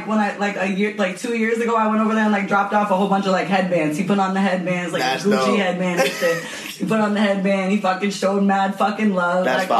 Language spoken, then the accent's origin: English; East Coast, United States; moved away; And I'm from the East Coast